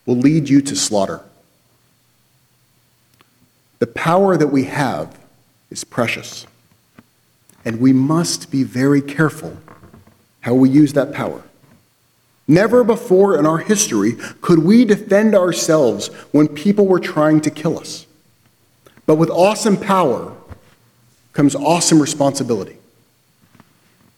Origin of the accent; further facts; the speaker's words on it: United States; We view ourselves as Americans. As an American, I have rights